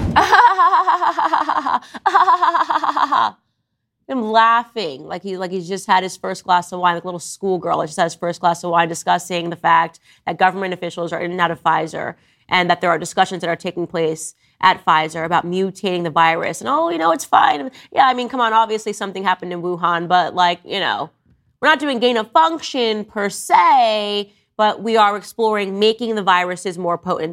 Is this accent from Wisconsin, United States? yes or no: no; New York, United States; moved away; I was born in New York. My entire family lives in New York